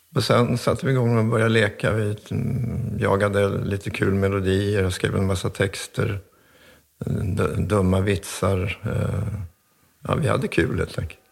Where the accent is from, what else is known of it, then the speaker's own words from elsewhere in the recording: Stockholm, Stockholm County, Sweden; also born or lived in Hofors, Dalarna; Kungsholmen på Stockholm, så där är jag uppväxt